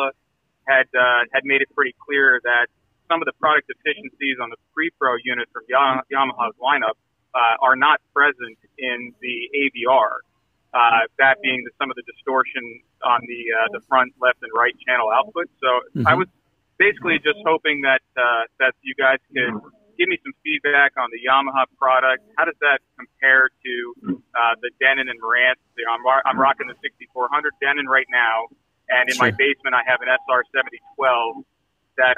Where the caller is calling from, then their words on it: New Jersey, United States; I'm calling from New Jersey